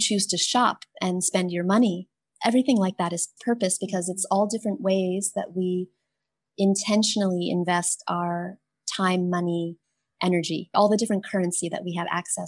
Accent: United States; now in Thailand; I am an American-born Chinese and Taiwanese woman

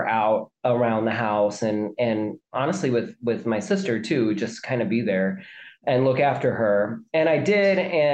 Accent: mid-south of the U.S., United States; We are ethnically Irish who grew up in like the mid-south of the U.S.

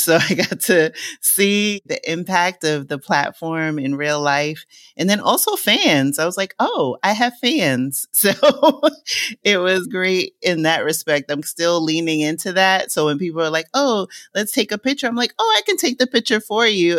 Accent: New York City, New York, United States; moved away as an adult; now in Lisbon, Portugal; since I was a little girl growing up in Co-op City in the Bronx

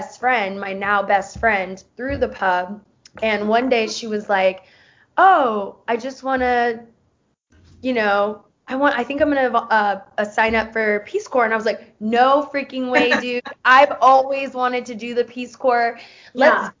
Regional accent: Tampa, Florida, United States; also born or lived in Nicaragua; I am originally from Tampa, Florida

